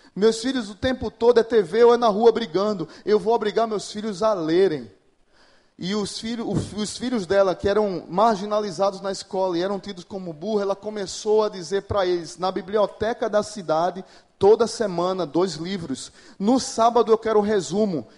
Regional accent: Pernambuco, Brazil; moved away as an adult; now in Natal, Brazil; eu sou pernambucano, mas moro em Natal há, há 20 anos

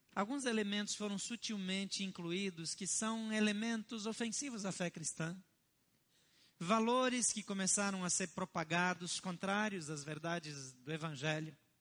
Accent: Brazil; os meus antepassados que me perdoem, mas eu sou brasileiro

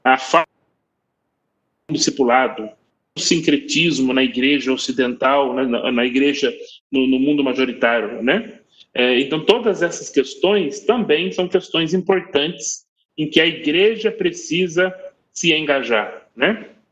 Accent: Brazil; nós brasileiros, nós muitos de nós parecemos com povos de algumas partes do mundo

